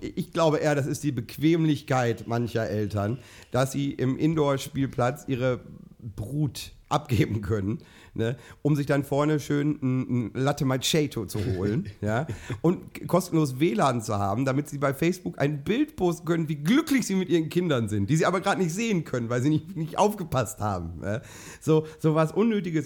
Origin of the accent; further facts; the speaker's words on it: Minden, North Rhine-Westphalia, Germany; Ich habe meine Kindheit in Letheln verbracht